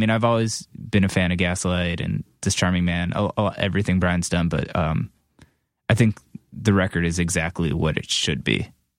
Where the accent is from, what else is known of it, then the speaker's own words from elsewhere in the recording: Cleveland, Ohio, United States; moved away as an adult; also born or lived in upstate New York; I grew up in Cleveland and went to school in upstate New York.